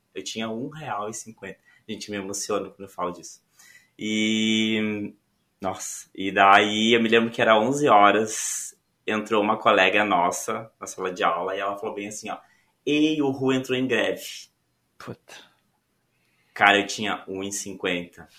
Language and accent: Portuguese; São Borja, Rio Grande do Sul, Brazil; moved away as an adult; also born or lived in Porto Alegre; now in Florianópolis, Brazil; eu sou gaúcho. Sou natural de Porto Alegre, mas eu sempre morei em São Borja.